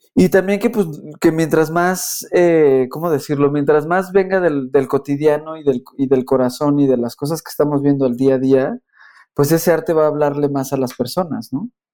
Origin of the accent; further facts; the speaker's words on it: Mexico; nosotros como como mexicanos